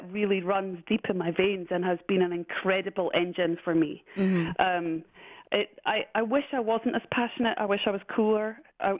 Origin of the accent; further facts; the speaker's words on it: Scotland, United Kingdom; I'm Scottish